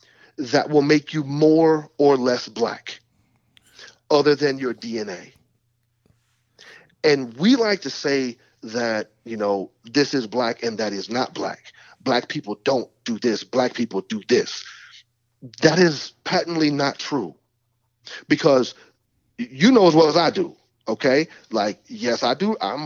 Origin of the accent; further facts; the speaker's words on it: Ireland; Because whereas I can come over here as an Irish person, and once my children don't have an accent, they're American.